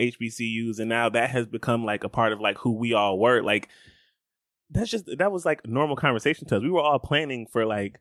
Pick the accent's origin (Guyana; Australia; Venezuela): Guyana; I'm West Indian. I'm Guyanese.